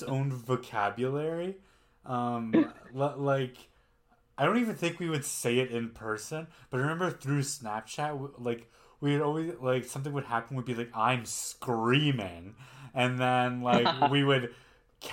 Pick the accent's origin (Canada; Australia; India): Canada; I'm Canadian, but I'm German.